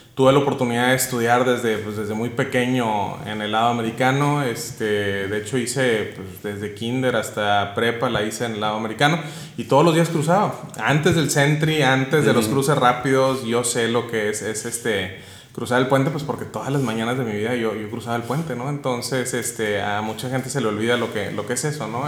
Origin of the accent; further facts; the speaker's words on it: Nuevo Laredo, Tamaulipas, Mexico; also born or lived in Spain; de donde vengo, que es el de aquí en Nuevo Laredo, Laredo